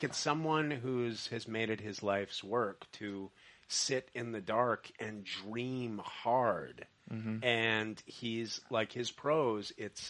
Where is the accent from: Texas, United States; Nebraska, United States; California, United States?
California, United States; Los Angeles; I'm from Los Angeles.